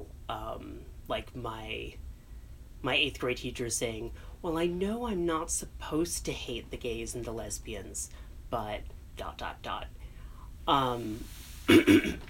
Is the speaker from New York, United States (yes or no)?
no; Chicago, Illinois, United States; I grew up in North Suburban Chicago